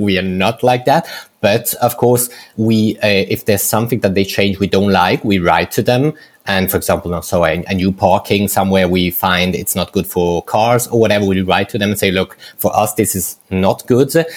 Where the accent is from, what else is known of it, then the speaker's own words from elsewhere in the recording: Lugano, Ticino, Switzerland; the Italian part of Switzerland, which is the part I come from because I come from Lugano in Ticino